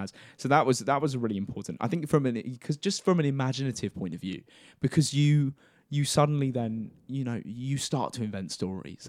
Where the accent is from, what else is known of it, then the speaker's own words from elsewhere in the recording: Cambridgeshire, East of England, United Kingdom; also born or lived in Essex; I'm from Essex originally, um, was born and raised in, in Cambridgeshire